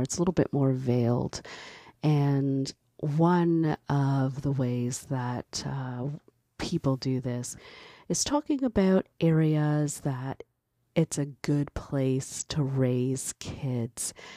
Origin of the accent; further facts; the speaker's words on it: Canada; I was born in Canada. Um, my parents are from Barbados.